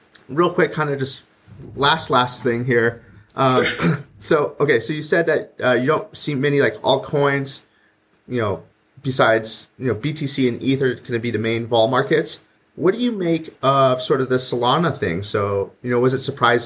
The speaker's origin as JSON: {"language": "English", "country": "Canada", "said": "I'm also Canadian"}